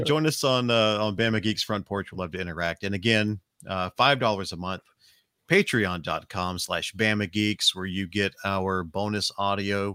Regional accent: Alabama, United States; We are from Alabama. It's Southern Hospitality

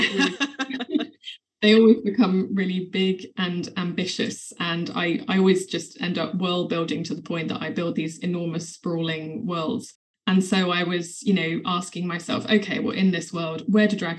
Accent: England, United Kingdom; St. George was quite a big part of my childhood because he's a patron saint of England

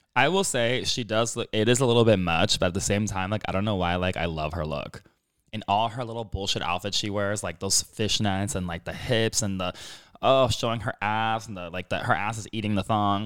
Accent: Miami, Florida, United States; accent: Kendall South Miami accent; first language English; moved away; I grew up in Miami

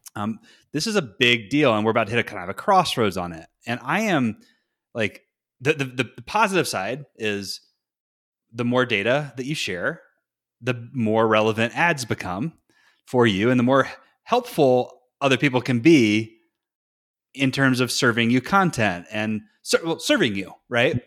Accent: Morganton, North Carolina, United States; moved away; my hometown, uh, which is actually called Morganton

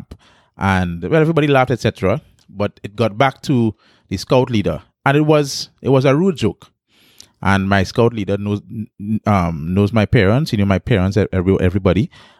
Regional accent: Pointe-à-Pierre, Trinidad & Tobago; I started in San Fernando. I'm from San Fernando. I'm from South, right? Born in Pointe Pe. Grew up in Pointe Pe most of my life.

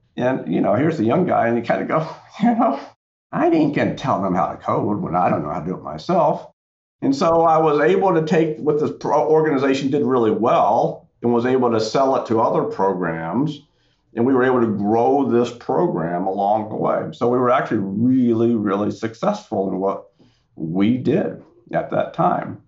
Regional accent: Central North Carolina, United States; I grew up in Central North Carolina

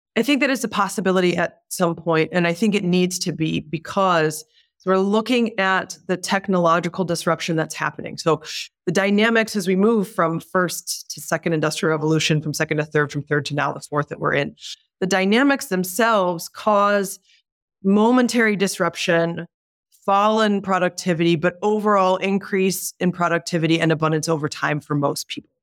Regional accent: Detroit, Michigan, United States; I was born and raised in Detroit

